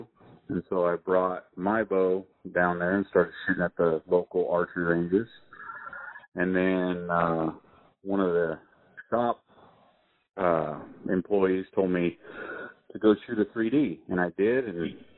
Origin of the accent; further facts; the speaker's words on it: California, United States; also born or lived in San Diego; I grew up in California.